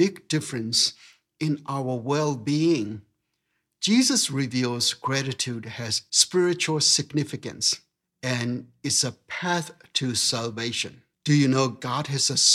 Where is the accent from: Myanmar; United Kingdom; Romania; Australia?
Myanmar; moved away; growing up in Burma